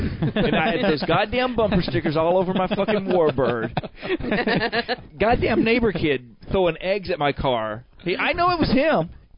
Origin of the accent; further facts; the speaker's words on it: Alabama, United States; Yeah, I'm from Alabama, so I wouldn't.